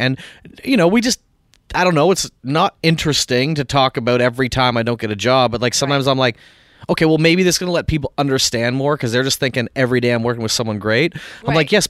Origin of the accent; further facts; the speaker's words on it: Canada; Well, this is not my country. I'm Canadian, but like in this country and Canada too.